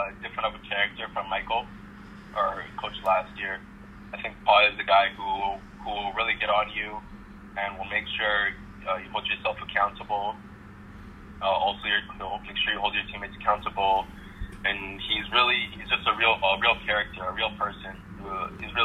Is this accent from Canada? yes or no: yes; Vancouver, British Columbia, Canada; now in Victoria, Canada; I'm from Vancouver